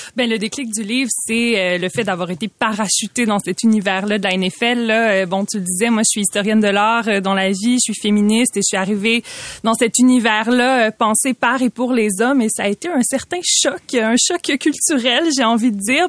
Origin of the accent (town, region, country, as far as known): Quebec, Canada